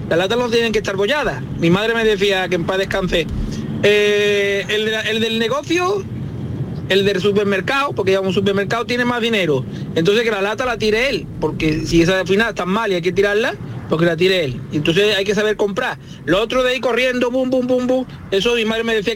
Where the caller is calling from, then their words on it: Malaga, Andalusia, Spain; de Málaga, es la, es la primera vez que, intervengo.